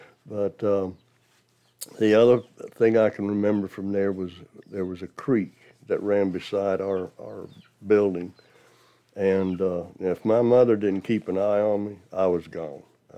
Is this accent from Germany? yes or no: yes; Dachau, Bavaria, Germany; born there; You have to consider I was born in Germany in 1949. And the town was called Dachau, not to be confused with the concentration camp.